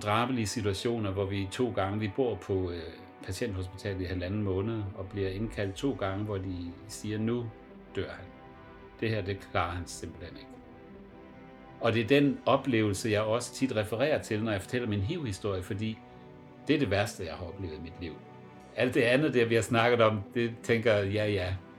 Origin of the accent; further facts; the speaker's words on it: Southern Jutland, Southern Denmark, Denmark; moved away as an adult; also born or lived in Copenhagen / Frankfurt; jeg er opvokset med tyskerne i Sønderjylland